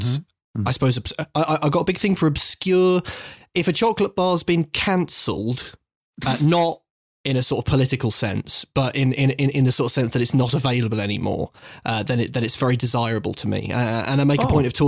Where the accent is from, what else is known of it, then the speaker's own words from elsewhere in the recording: England, United Kingdom; I am an English man